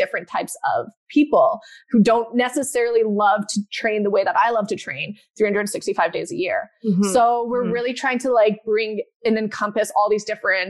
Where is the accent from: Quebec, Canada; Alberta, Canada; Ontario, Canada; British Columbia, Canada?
Alberta, Canada; Calgary; moved away as an adult; also born or lived in Vancouver; now in Toronto, Canada; I grew up in Calgary